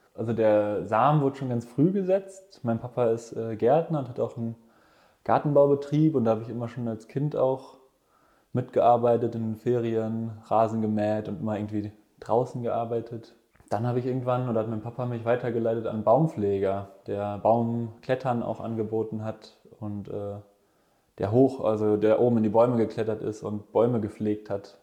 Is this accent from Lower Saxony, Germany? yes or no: no; Ruhr area, North Rhine-Westphalia, Germany; moved away; ich bin äh, genau im Ruhrgebiet aufgewachsen